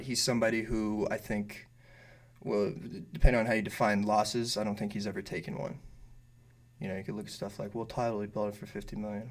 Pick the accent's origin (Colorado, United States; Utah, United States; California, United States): California, United States; Bay Area; moved away as an adult; also born or lived in East Bay; now in Los Angeles, United States; Um, no, I'm from the Bay Area originally.